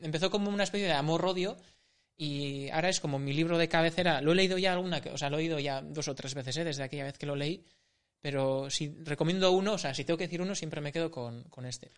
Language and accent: Spanish; San Sebastián, Basque Country, Spain; yo soy de Urgul, tengo que admitirlo. Mm. He nacido a las faldas de Urgul, he crecido, he crecido por Urgul